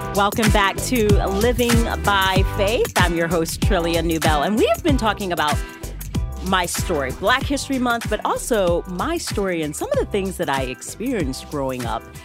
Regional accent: the South, United States; I grew up in at the South

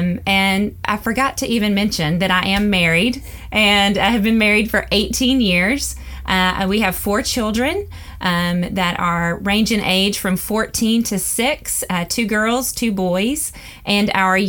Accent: Tennessee, United States; also born or lived in Mississippi; Well, it's pretty plain to hear that I am from the South. And so I was born and raised in, born in Mississippi, raised in Tennessee, to amazing parents, and just had a great childhood.

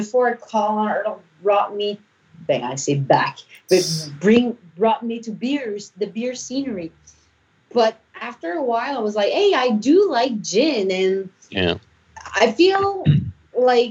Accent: Canada; I'm from Canada

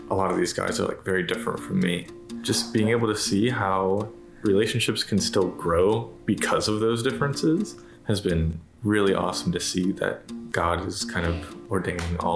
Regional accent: Raleigh, North Carolina, United States; I am from Raleigh, North Carolina.

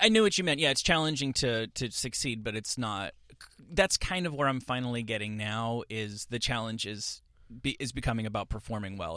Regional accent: New Jersey, United States; now in Los Angeles, United States; I'm this kid from New Jersey and I moved to Los Angeles

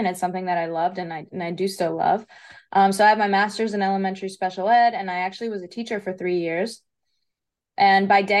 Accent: New Jersey, United States; also born or lived in Crete, Greece; So I'm born in New Jersey. My dad's from the island of Crete. My mom's Italian American, so I'm a half blood.

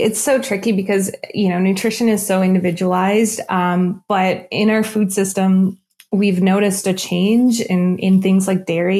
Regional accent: East Coast, United States; Salmon, I'm from the East Coast, so I always have, you know, fish is a huge staple in my diet.

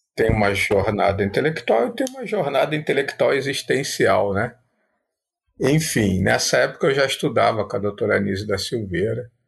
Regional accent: Rio de Janeiro, Brazil; also born or lived in Paraíba; Apesar de ter parte da minha infância vivido na Paraíba, ter raízes em Minas Gerais, mas eu sou nascido no Rio de Janeiro

